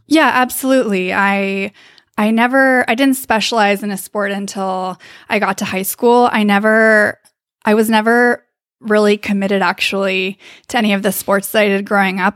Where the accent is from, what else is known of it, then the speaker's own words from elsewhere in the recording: Davis, California, United States; I am from Davis, California.